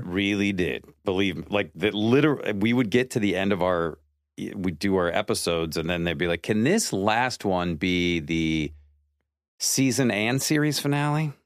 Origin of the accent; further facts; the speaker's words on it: Seattle, Washington, United States; I grew up in Seattle, and I went to the University of Washington